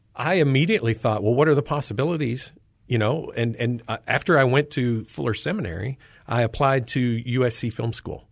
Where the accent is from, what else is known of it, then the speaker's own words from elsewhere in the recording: North Carolina, United States; as a kid in high school, uh, growing up in North Carolina